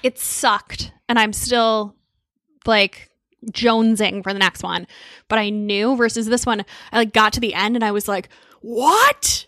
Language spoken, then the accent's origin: English; Connecticut near New Haven, United States; also born or lived in Boston; I grew up in Connecticut near New Haven